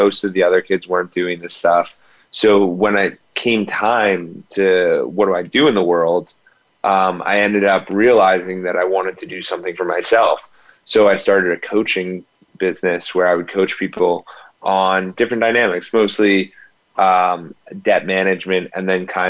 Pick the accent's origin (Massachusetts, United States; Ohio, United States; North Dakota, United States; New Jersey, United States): New Jersey, United States; Ridgewood; I grew up in Ridgewood, New Jersey, like 20 minutes outside of New York City